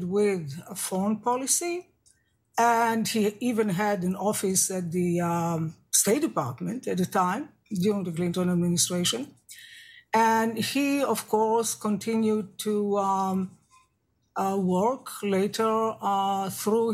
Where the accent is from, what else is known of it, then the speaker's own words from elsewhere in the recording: Israel; now in United States; I was born and raised in Israel. I am Jewish and an American citizen.